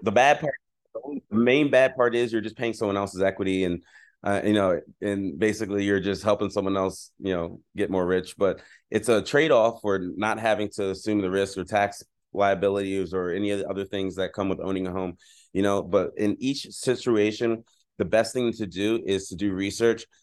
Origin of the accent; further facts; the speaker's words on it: Philadelphia, Pennsylvania, United States; now in San Diego, United States; I'm originally from Philadelphia, Pennsylvania